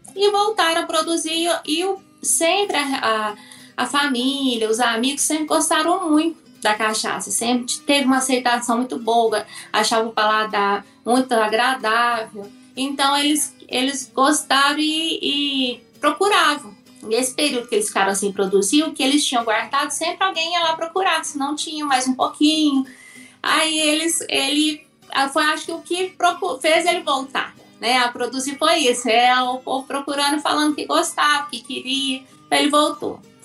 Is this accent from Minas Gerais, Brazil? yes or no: yes; Perdões, Minas Gerais, Brazil; eu sou de uma cidade chamada Perdões, é, no sul de Minas Gerais, a 200 quilômetros mais ou menos da capital mineira